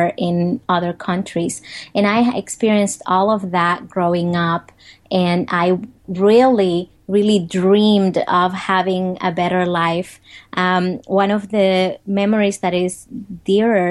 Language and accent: English; Dominican Republic; English is a second language; moved away as an adult; now in United States; I grew up in the Dominican Republic. I grew up in poverty